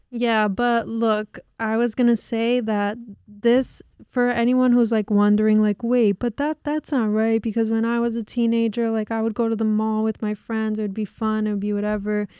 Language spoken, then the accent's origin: English; New Jersey, United States; we're from Jersey